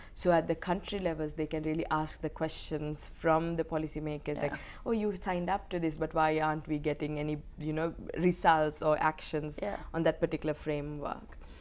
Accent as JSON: {"language": "English", "country": "Sri Lanka", "tie": "born or raised there", "moved": "as an adult", "said": "I'm from Sri Lanka. Um, I was um, actually born into a war mm-hmm. because my country was going through a 30 year long armed conflict. Um, so I lived 19 years of my life um, in a conflict setting."}